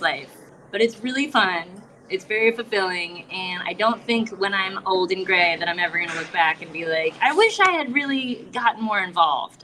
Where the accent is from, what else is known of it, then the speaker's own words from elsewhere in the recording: South Florida, United States; I'm from South Florida